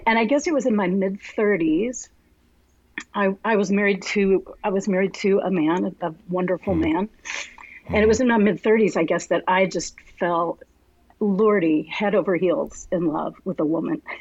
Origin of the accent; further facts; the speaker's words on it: Arlington, Texas, United States; I was born and raised in Arlington, uh, so I'm a mm-hmm. native Texan